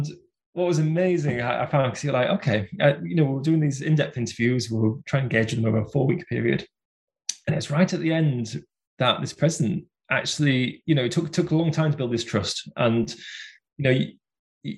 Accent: Bradford, Yorkshire and the Humber, United Kingdom; it was in my home city. So I come from Bradford

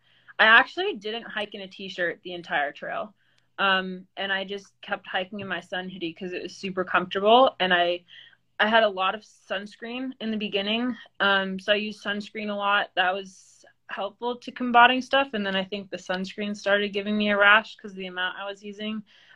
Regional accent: East Coast, United States; growing up on the East Coast and having hiked so many sections of it

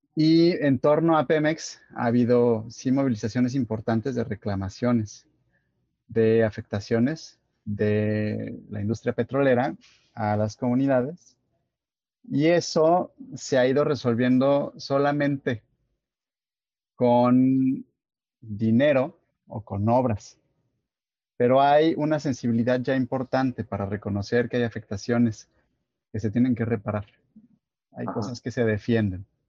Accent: Guadalajara, Jalisco, Mexico; moved away as an adult; now in Tabasco, Mexico; yo soy de Guadalajara, eh, vivo ahora en Tabasco

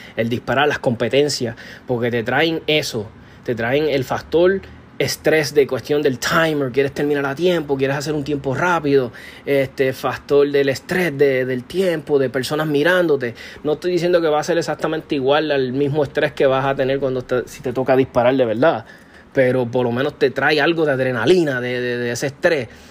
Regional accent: Puerto Rico

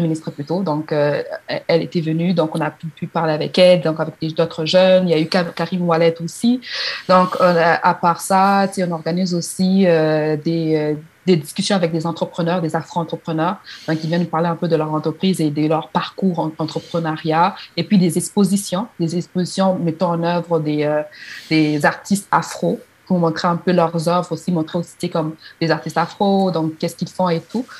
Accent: DR Congo; now in Quebec, Canada; je suis originaire de la République démocratique du Congo

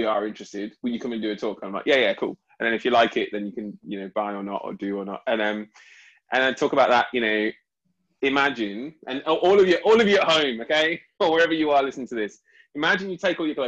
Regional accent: United Kingdom; I'm very proud of being British.

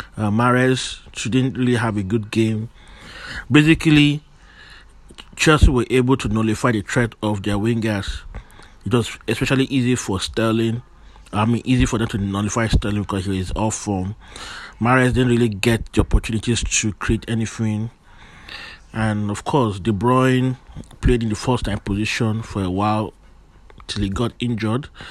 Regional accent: Nigeria; I am Nigerian

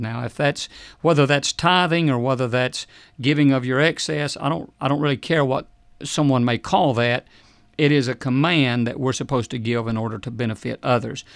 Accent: United States; we are more American than we are Christian

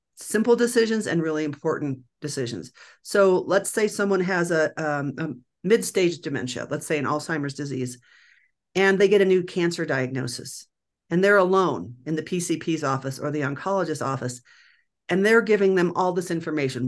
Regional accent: Nebraska, United States; now in Denver, United States; I grew up in Nebraska

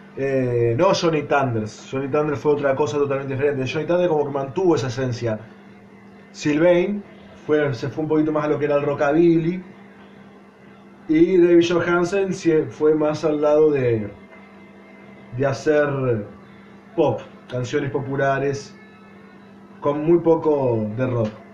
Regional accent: Argentina; nací en Argentina, no soy eh, yankee y mucho menos inglés

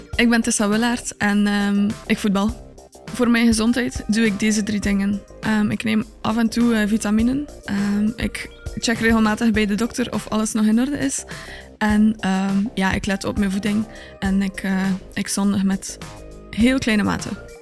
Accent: Tielt, Flanders, Belgium; also born or lived in Wakken; ik ben geboren in Tielt

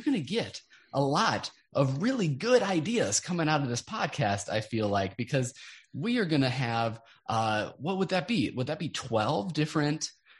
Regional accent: Midwest, United States; we are from the Midwest

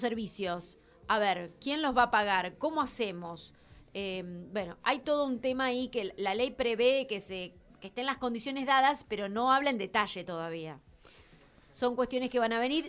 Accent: Argentina; la mentalidad que nosotros tenemos como argentinos

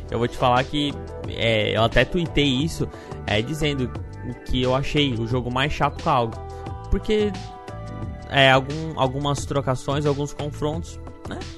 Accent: Brazil; porque a gente é brasileiro, mas a gente tem que falar a verdade, cara.

